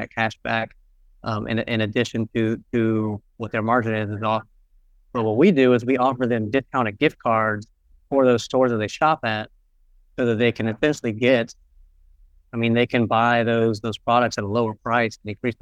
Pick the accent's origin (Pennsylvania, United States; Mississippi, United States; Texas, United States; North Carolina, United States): North Carolina, United States; Charlotte; I'm originally from Charlotte, North Carolina, here in the U.S.